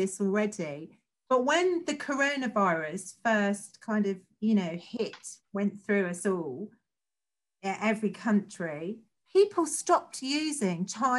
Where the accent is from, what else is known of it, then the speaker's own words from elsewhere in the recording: London, United Kingdom; I've been brought up, I'm a Londoner